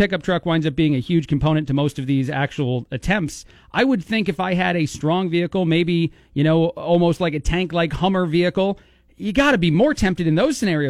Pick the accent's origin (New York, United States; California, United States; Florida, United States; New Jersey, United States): New Jersey, United States; I'm from New Jersey. I'm very familiar with the Times Square.